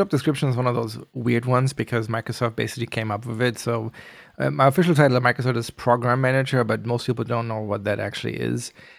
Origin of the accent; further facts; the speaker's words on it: Germany; Yes, I'm originally from Germany, yeah.